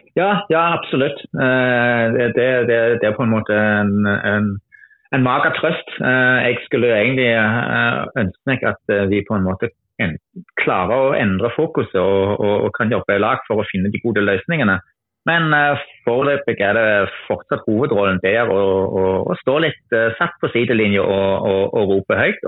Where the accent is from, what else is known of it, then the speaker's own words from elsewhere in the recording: Germany; Norwegian is a second language; moved away as an adult; also born or lived in Randaberg, Norway; now in Norway; er jeg opprinnelig tysker, men har bodd i Norge i ja, 21 år snart